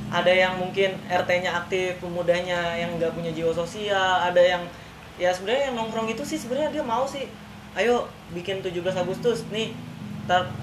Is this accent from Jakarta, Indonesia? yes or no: yes; Ulujami, Jakarta, Indonesia; apalagi gue emang dulu lahir di sini di Ulu Jami uh, eh, gue balik tinggal ke Cipulir uh, umur gue 2 tahun pas umur uh, eh, SD kelas 2 gue balik lagi ke sini